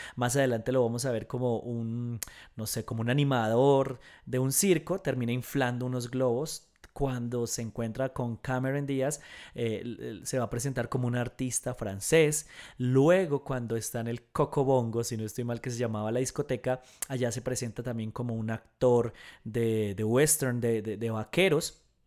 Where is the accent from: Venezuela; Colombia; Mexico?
Colombia; en Colombia, en mi país